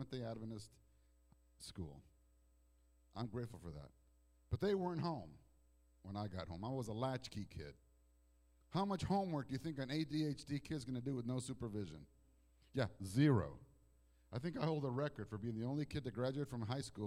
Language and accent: English; Toronto, Ontario, Canada; also born or lived in Mexico; now in United States; I was born in Toronto, Canada